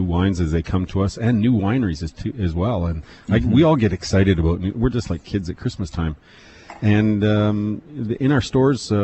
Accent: Penticton, British Columbia, Canada; I was born and raised in Penticton

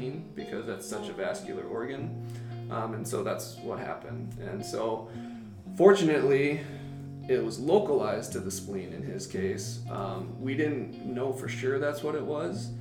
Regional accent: Illinois, United States; moved away; my hometown of Illinois

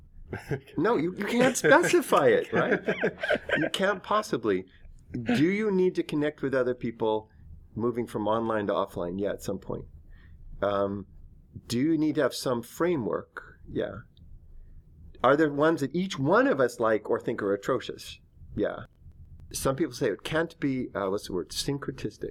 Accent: Northern California, United States; I'm from Northern California and grew up there 5 generations

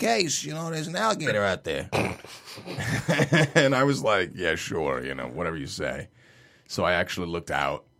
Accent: New York City, New York, United States; I'm from Brooklyn

